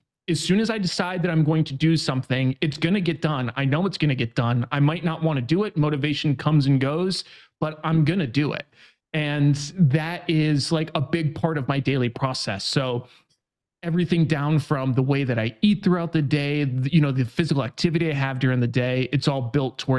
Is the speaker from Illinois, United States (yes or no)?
no; New York, United States; moved away as an adult; now in San Diego, United States; I'm from New York originally